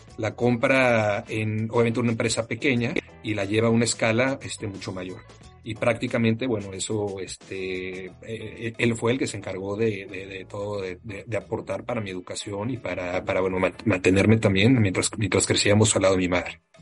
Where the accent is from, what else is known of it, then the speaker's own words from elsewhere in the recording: Mexico City, Mexico; moved away; also born or lived in Monterrey; Soy eh, mexicano, eh, orgullosamente nacido en la Ciudad de México